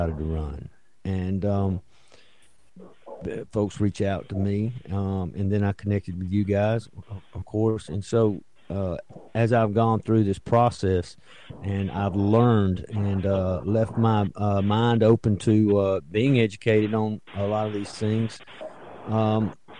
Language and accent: English; Childersburg, Alabama, United States; I'm actually from Childersburg, which is in Talladega County